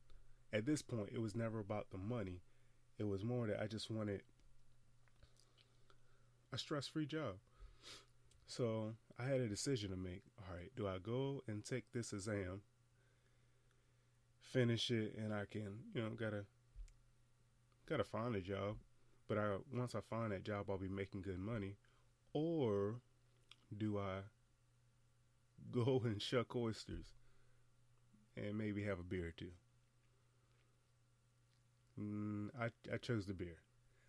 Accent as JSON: {"language": "English", "region": "Eastern Shore", "country": "United States", "said": "I'm from the Eastern Shore"}